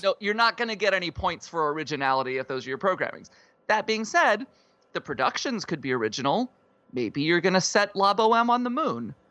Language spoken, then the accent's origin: English; South Dakota, United States; I, uh, grew up in South Dakota.